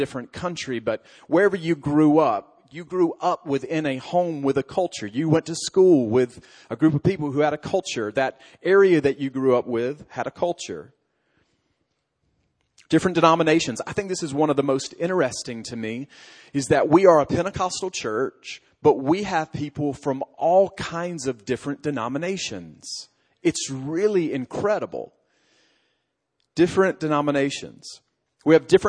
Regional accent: Alabama, United States; moved away; I come from Alabama

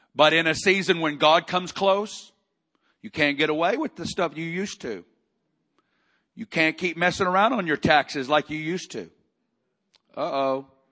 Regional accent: Arkansas, United States; moved away; I'm, I'm originally from Arkansas

